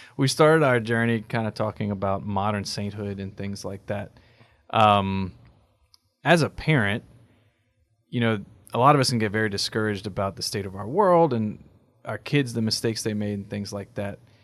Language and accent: English; United States; as American Catholics, our biggest dis-, disadvantage is our expectation of work and output.